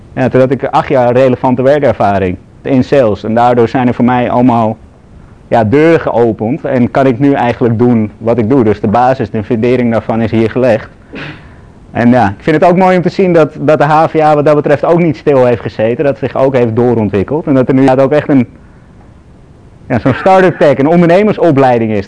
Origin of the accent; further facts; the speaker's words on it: Amsterdam, North Holland, Netherlands; ik ben zelf, zoals je hoort, ik ben Amsterdammer